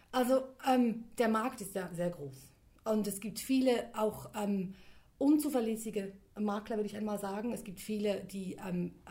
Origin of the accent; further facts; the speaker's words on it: Switzerland; mein Vater ist ähm, aus Griechenland mhm. und ich bin dann in der Schweiz aufgewachsen